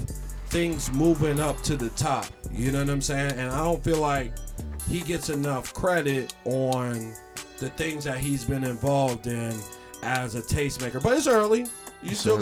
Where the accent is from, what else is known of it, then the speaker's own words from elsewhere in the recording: Philadelphia, Pennsylvania, United States; I'm from Philadelphia